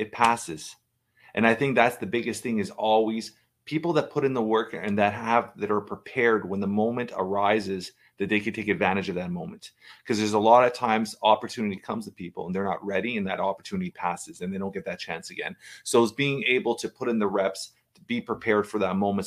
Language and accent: English; Toronto, Ontario, Canada; I've been, uh, born and raised in Toronto, Canada